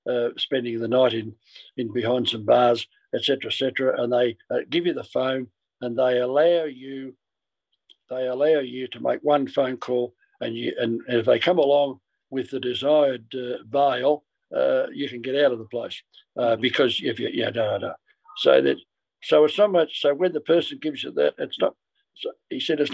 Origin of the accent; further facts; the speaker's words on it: Ballarat, Victoria, Australia; moved away; Ballarat where I came from